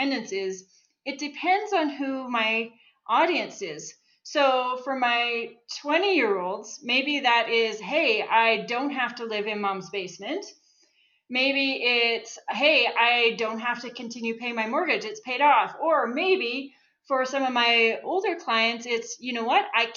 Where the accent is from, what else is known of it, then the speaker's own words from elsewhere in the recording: Saskatchewan, Canada; moved away as an adult; now in Calgary, Canada; So I grew up in Saskatchewan. I moved to Calgary